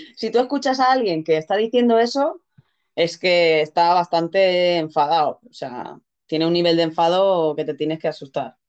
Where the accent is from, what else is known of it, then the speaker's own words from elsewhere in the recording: Spain; also born or lived in Catalonia; soy medio mallorquina, medio catalana.